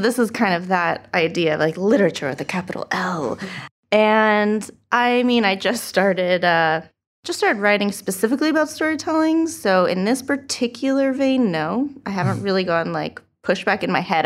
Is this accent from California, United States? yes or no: yes; Huntington Beach, California, United States; moved away as an adult; also born or lived in Santa Cruz; now in Long Beach, United States; I'm from Huntington Beach